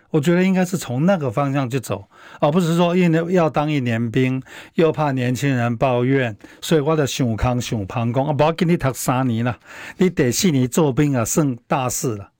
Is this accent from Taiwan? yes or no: yes; Taiwan; 像我小时候是一个农村家庭长大的小孩